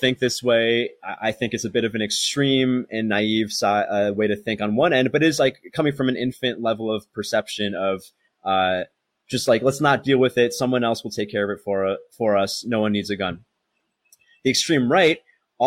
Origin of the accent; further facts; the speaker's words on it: United States; now in Thailand; I'm American